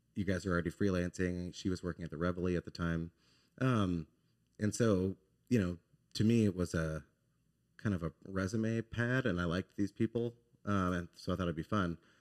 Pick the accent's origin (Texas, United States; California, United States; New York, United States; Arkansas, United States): Texas, United States; Dallas; moved away as an adult; now in Baton Rouge, United States; I'm from Dallas, Texas.